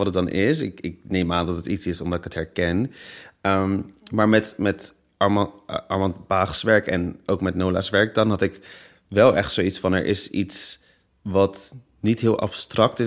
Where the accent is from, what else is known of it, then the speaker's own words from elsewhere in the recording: Netherlands; Ik ben geboren in Nederland, ik spreek Nederlands